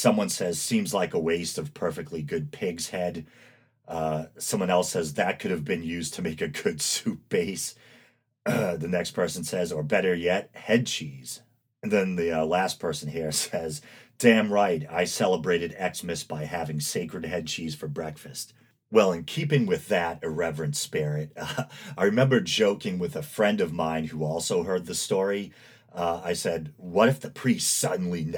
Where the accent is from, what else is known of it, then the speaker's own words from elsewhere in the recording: Massachusetts, United States; right here in my home state of Massachusetts